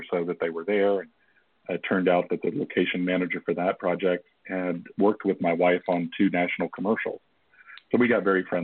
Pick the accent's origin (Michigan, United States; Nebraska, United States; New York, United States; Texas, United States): New York, United States; Flushing; in Flushing oh, Flushing. Way. I'm born